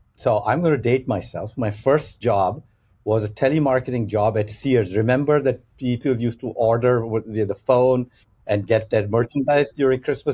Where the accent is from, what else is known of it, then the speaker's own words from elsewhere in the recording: Pakistan; moved away; I'm originally from Pakistan